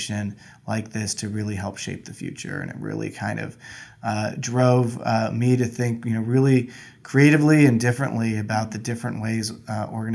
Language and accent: English; Southern California, United States; I'm born and raised in Southern California